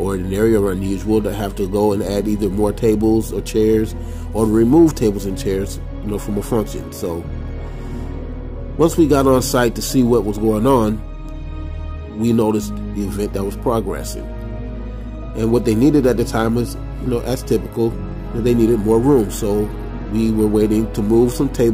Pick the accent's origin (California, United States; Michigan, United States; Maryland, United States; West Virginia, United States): Michigan, United States; Grand Rapids; I was from Grand Rapids, Michigan